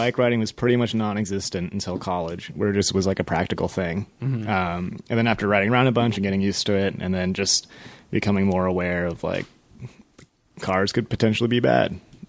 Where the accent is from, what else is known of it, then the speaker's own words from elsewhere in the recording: San Diego, California, United States; also born or lived in Berkeley; I grew up in SoCal